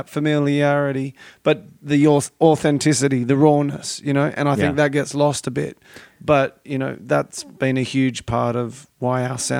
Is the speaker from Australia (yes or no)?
yes; Australia; now in Los Angeles, United States; I'm not from America or California. I'm from Australia.